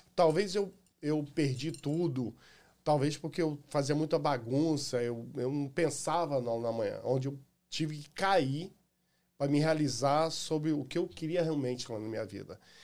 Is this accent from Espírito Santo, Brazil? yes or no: no; Rio de Janeiro, Brazil; also born or lived in Irajá, Rio de Janeiro / Complexo do Alemão, Rio de Janeiro; now in United States; Eu nasci em Irajá, fui criado na área da Pavuna, e antes de vir para cá, eu saí do Morro da Fé que é no complexo ali do Alemão